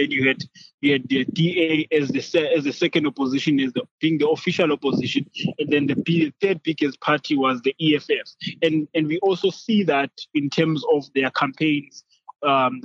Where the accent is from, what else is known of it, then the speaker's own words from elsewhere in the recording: South Africa; now in Columbus, United States; I am currently living in Columbus. I'm South African